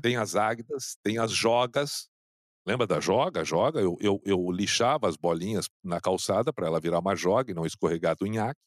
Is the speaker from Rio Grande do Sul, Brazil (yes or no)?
yes; Canoas, Rio Grande do Sul, Brazil; no bairro onde eu, onde eu cresci, em Canoas